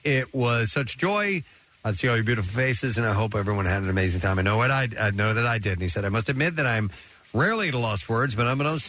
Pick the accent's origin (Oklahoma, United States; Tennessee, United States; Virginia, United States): Tennessee, United States; Knoxville; present me with the key to the city of my hometown of Knoxville, Tennessee.